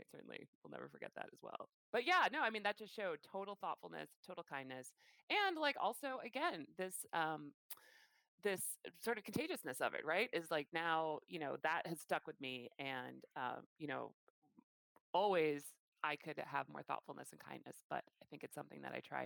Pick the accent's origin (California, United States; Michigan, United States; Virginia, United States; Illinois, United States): Illinois, United States; Chicago; moved away; I am from Chicago and I grew up in downtown Chicago